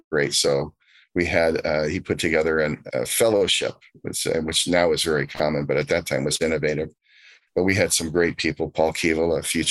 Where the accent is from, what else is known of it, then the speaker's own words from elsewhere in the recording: Southern California, United States; as a Californian, a Southern Californian